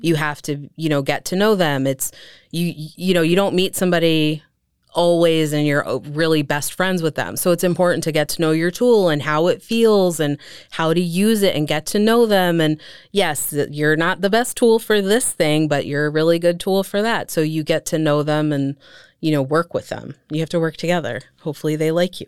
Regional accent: Allentown, Pennsylvania, United States; was born and raised in Allentown.

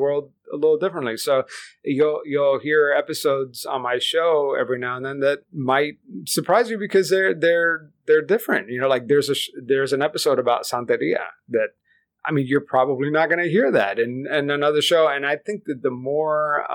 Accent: Miami, Florida, United States; first language Spanish; English is a second language; I grew up in South Florida, in Miami, where English is really optional.

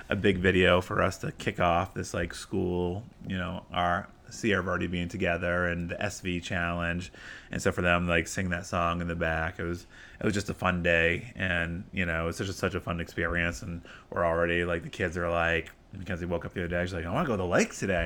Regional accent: Maine, United States; now in Arizona, United States; I'm a city kid from Maine

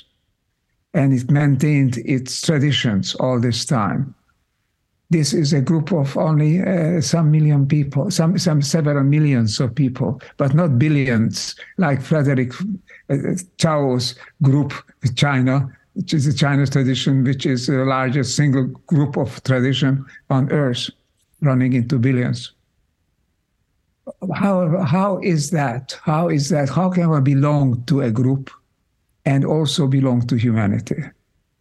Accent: Budapest, Hungary; moved away; I grew up in Hungary, in Budapest

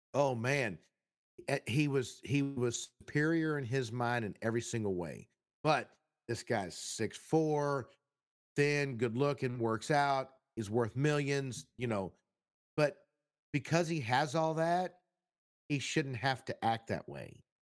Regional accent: Texas, United States; I'm from Texas

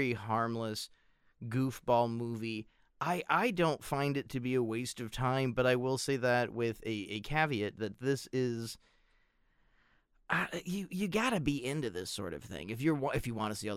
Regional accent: United States; as Americans

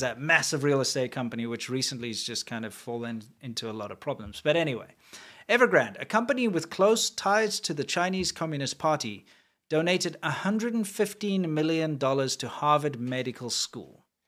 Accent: South Africa; moved away; I'm from South Africa

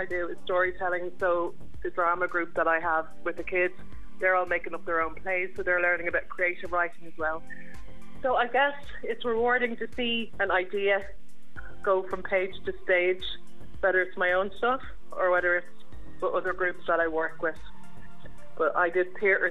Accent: Swords, Leinster, Ireland; moved away as an adult; now in Thomastown, Ireland; am originally from Swords in North County, Dublin, but I've been living down here for 15 years

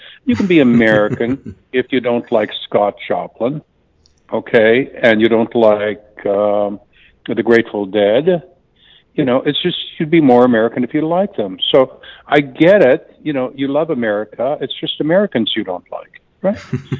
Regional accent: Canada; now in United States; you know, I'm from Canada originally, and Canadian medical care is just way better than people think it is.

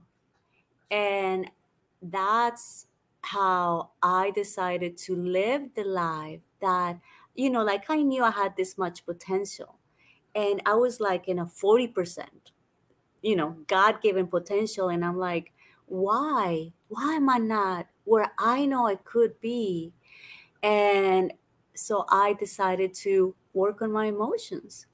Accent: Colombia; also born or lived in United States / London / Australia; now in Bali, Indonesia; I grew up in Colombia originally

